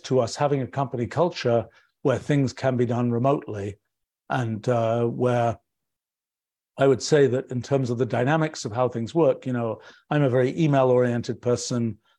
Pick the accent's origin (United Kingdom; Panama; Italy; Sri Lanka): United Kingdom; England; now in United States; I was very surprised about this when I came to the US from England